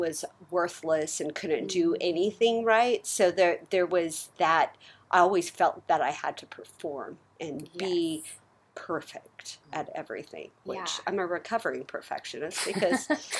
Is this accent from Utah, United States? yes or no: no; California, United States; I grew up in Orange County, California.